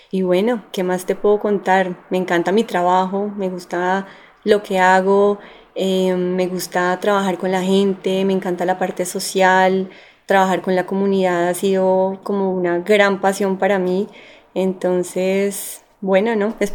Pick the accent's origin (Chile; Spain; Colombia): Colombia; Barranquilla, Atlántico; born there; now in Bogotá, Colombia; primero nací en Barranquilla, nadie se lo imagina, no, no tengo el costeño por ninguna parte, pero nací allá porque mi familia vivía allá. Llevo muchos años acá en Bogotá